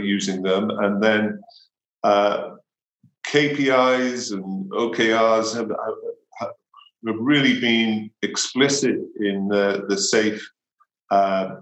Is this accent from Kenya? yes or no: no; Wales, United Kingdom; moved away as an adult; now in Boulder, United States; I'm originally from Wales. I spent my formative years there